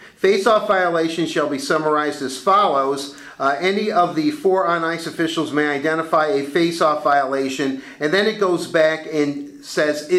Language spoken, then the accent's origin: English; Detroit, Michigan, United States; I grew up in Detroit